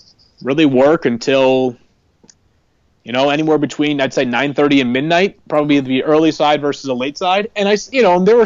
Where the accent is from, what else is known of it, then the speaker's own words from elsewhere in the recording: Massachusetts, United States; moved away as an adult; also born or lived in Connecticut / Kansas City; Born and raised in Massachusetts, went to college in Connecticut